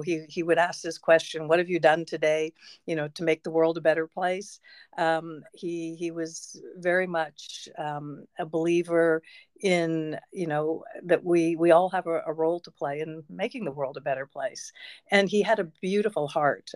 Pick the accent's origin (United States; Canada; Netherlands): Canada; Peterborough, Ontario; also born or lived in Toronto; I was born in Toronto, which is a large city, but I grew up in Peterborough